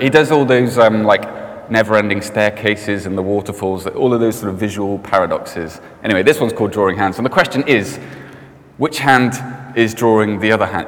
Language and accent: English; Cardiff, Wales, United Kingdom; i grew up in Cardiff.